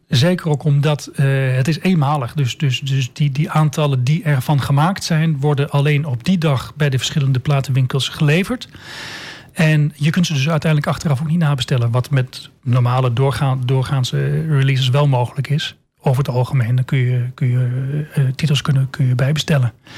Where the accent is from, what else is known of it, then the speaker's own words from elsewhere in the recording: Almelo, Overijssel, Netherlands; geboren en getogen in Almelo